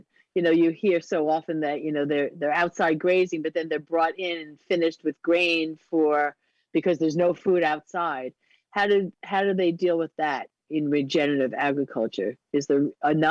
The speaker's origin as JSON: {"language": "English", "area": "Long Island", "region": "New York", "country": "United States", "said": "as a New Yorker in Long Island"}